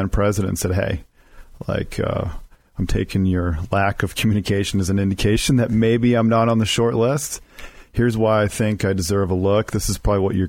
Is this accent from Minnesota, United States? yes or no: yes; rural Minnesota, United States; I grew up in Minnesota, rural Minnesota.